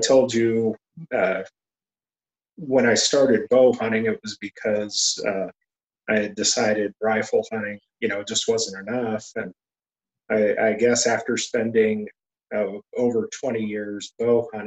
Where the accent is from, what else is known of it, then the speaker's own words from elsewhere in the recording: Broken Bow, Nebraska, United States; also born or lived in Cody, Nebraska / Ainsworth, Nebraska / Chadron, Nebraska / Ogallala, Nebraska; grew up in Nebraska. And I say Nebraska in general because you name a corner of Nebraska, I lived there.